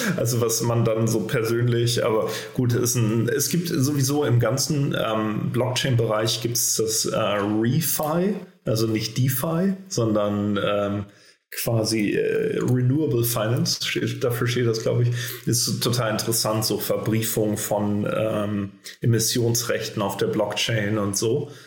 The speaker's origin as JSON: {"language": "German", "region": "Berlin", "country": "Germany", "said": "für uns als Deutsche oder gerade als Berliner"}